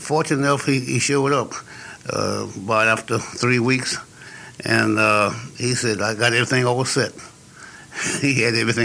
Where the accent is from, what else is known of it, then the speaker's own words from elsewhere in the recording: Birmingham, Alabama, United States; moved away; also born or lived in Chicago; I came from the South, Birmingham, Alabama, where the grandmother is the moncho